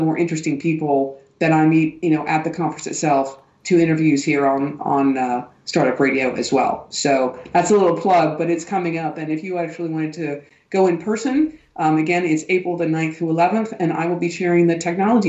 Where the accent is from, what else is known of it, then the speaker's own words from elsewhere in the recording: United States; also born or lived in Frankfurt; now in Germany; I'm saying this as an American